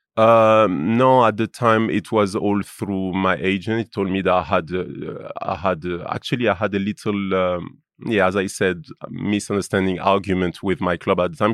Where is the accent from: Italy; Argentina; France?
France; Lyon, Auvergne-Rhône-Alpes; English is a second language; moved away as an adult; I grew up in Lyon.